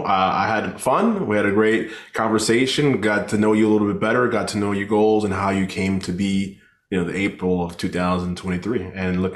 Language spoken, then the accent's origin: English; New York City, New York, United States; I'm from Queens.